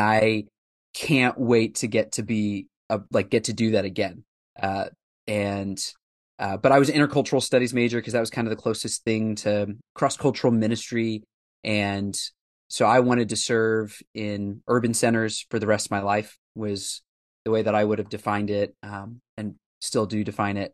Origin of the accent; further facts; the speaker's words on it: Indianapolis, Indiana, United States; moved away as an adult; also born or lived in Southwest Ohio / West Africa; now in Nashville, United States; we moved there from Southwest Ohio when I was four, and all of my formative years becoming a follower of Christ, called a ministry, and my early years of being involved in pastoral ministry were there in downtown Indianapolis